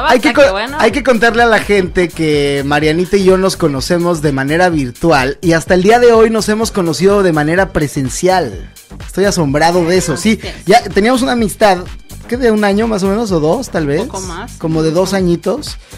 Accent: Mexico; yo soy mexicano y en México tenemos clases

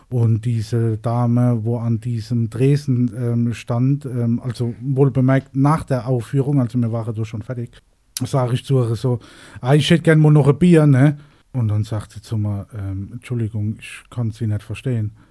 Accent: Mannheim, Baden-Württemberg, Germany; accent: Mannheim dialect; die in Berlin, die verstehen unseren Mannamer Dialekt nicht. Ähm, äh, die haben absolut Probleme ähm, zu verstehen, was wir wollen.

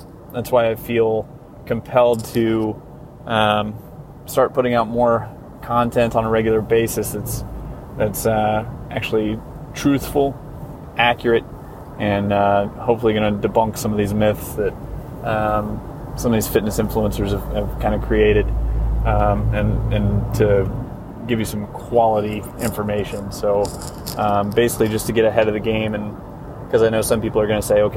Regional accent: New Castle, Indiana, United States; growing up in Eastern Indiana, there's not a whole lot

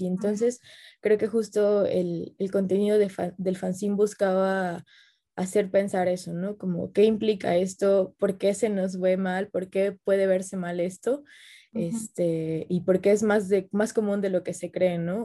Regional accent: Xalapa, Veracruz, Mexico; yo soy de Jalapa

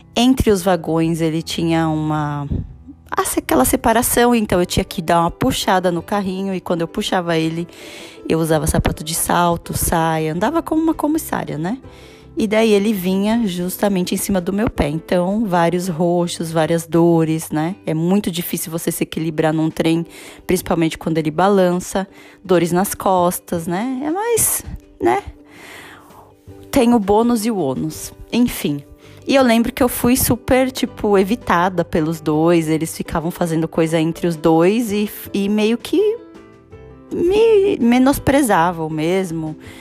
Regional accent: Brazil; moved away as an adult; now in Vienna, Austria; eu sou brasileira e moro em Viena há quase sete anos

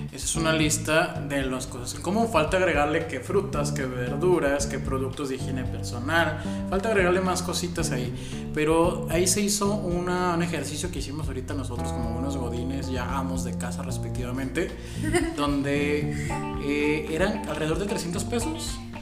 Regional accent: Mexico; Porque somos mexicanos

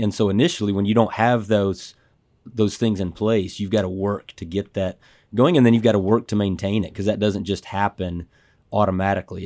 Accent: Dallas, Texas, United States; I grew up in Dallas

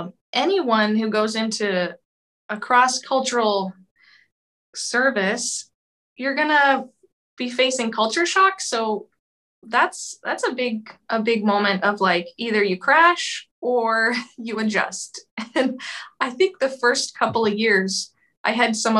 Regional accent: suburb of Boston, Massachusetts, United States; moved away as an adult; also born or lived in Romania; now in Moldova; I am originally from Massachusetts, grew up in a suburb of Boston

